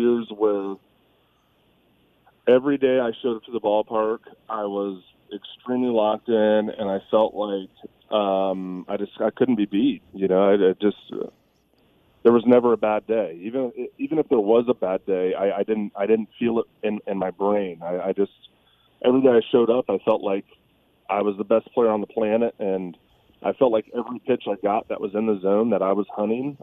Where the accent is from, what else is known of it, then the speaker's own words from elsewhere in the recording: Las Vegas, Nevada, United States; growing up in Vegas